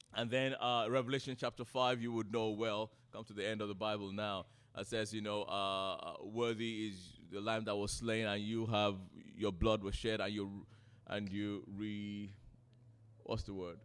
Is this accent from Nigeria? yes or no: yes; Nigeria; now in United Kingdom; I'm a Nigerian, grew up in Nigeria